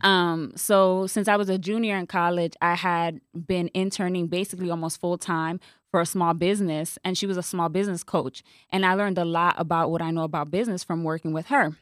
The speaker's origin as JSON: {"language": "English", "town": "New York City", "region": "New York", "country": "United States", "tie": "born or raised there", "also_born_or_lived": "Atlanta", "moved": "as an adult", "lives_now": "Dallas, United States", "said": "I was born and raised in the Bronx"}